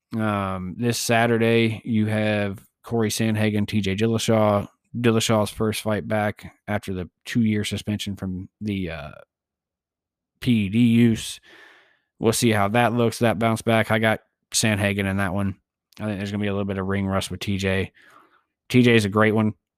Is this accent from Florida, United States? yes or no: yes; Tampa, Florida, United States; moved away; I'm originally from the Tampa Bay area